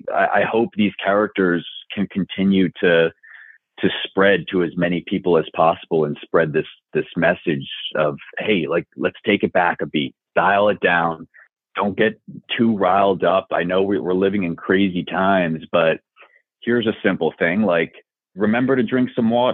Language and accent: English; Long Island, New York, United States; Growing up on Long Island